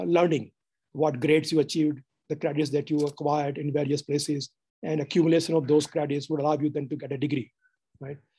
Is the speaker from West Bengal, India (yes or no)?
no; Gujarat, India; moved away as an adult; also born or lived in United States; I'm from Gujarat